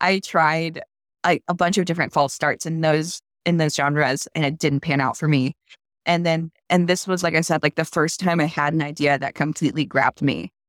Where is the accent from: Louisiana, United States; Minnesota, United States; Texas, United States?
Louisiana, United States; Baton Rouge; moved away; my hometown, which is the capital of Louisiana